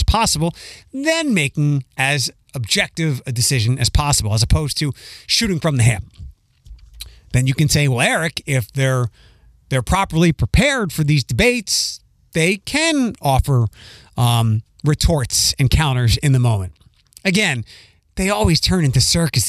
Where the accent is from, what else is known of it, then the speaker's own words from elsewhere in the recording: Pennsylvania, United States; now in Ohio, United States; my home state